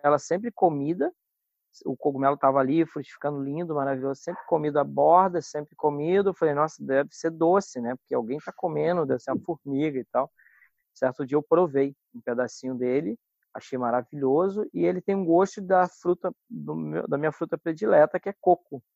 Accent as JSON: {"language": "Portuguese", "town": "Paraty", "region": "Rio de Janeiro", "country": "Brazil", "tie": "born or raised there", "also_born_or_lived": "Cabo Frio", "said": "eu fui nascido em Cabo Frio uhum. e vim para Paraty com seis anos de idade e fomos morar nesse sítio"}